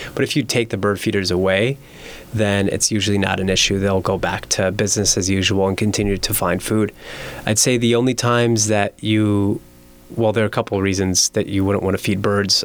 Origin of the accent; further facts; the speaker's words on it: Miami, Florida, United States; moved away as an adult; now in Las Vegas, United States; growing up in Miami